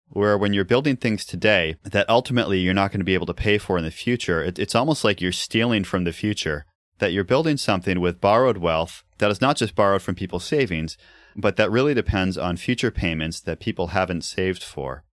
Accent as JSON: {"language": "English", "region": "New England", "country": "United States", "tie": "born or raised there", "said": "growing up in New England"}